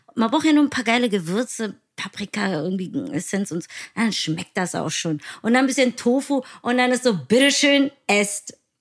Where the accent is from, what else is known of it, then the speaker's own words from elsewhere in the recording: Berlin, Germany; Ich bin Berlinerin